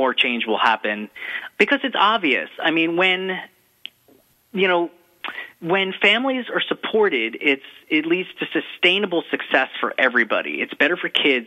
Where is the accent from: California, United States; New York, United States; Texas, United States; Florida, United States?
New York, United States; being a New Yorker